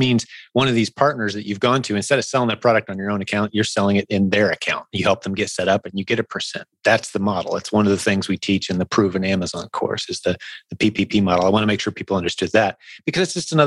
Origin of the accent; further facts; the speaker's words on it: Indianapolis, Indiana, United States; Indianapolis, my hometown, it's a pretty big convention town